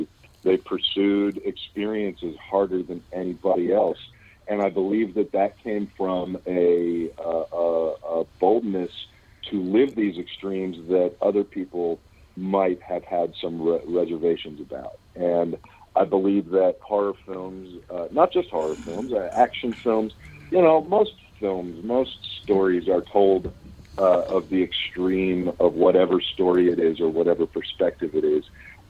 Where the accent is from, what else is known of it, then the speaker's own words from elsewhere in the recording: Pittsburgh, Pennsylvania, United States; moved away; also born or lived in Los Angeles / Kentucky; Born and raised in Pittsburgh and kind of traveled the country for a lot of years. Lived in L.A. for about 15 years. And I've been in Kentucky for the past 6 years now